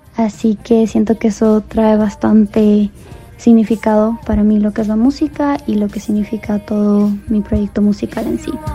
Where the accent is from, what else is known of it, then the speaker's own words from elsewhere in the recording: Cuenca, Azuay, Ecuador; now in Denver, United States; Ahora resido aquí, pero soy de Cuenca, Ecuador.